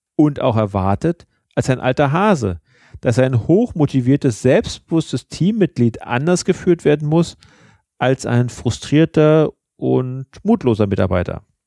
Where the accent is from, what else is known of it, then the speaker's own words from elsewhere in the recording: Germany; bei uns in Deutschland